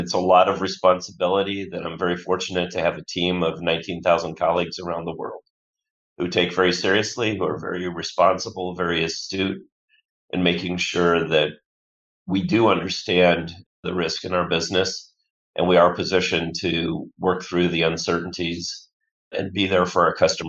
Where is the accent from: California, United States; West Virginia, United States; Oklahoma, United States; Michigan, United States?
Michigan, United States; Bloomfield Hills; around as a kid, but I'll claim Bloomfield Hills, which is a suburb of Detroit, as my deepest roots and my hometown. And I still pull for the Detroit sports teams, painful though that can be.